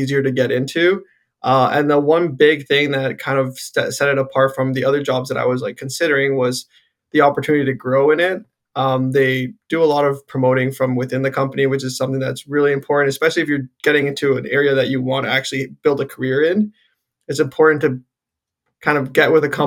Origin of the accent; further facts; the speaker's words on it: Guelph, Ontario, Canada; I'm born and raised in Guelph.